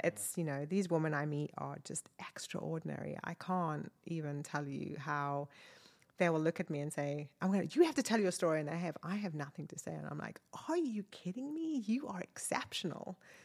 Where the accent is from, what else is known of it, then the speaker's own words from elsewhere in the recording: South Africa; moved away as an adult; also born or lived in Wakefield, United Kingdom; now in Northwest Arkansas, United States; I was born in South Africa and my dad was British, so I had a British passport